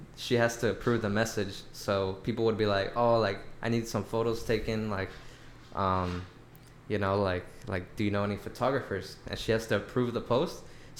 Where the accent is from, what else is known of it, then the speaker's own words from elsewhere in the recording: Long Beach, California, United States; Yeah, like, I was always from Long Beach.